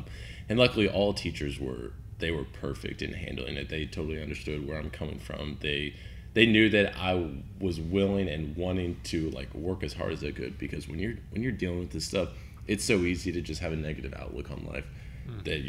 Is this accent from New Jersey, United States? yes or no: no; Kentucky, United States; also born or lived in Lexington, Kentucky / North Carolina; originally, I was born and raised in Lexington, Kentucky. Lived there through fourth grade. Then we moved to North Carolina for about a year and a half. After that, we moved back up to Northern Kentucky for my dad's job, and been there ever since.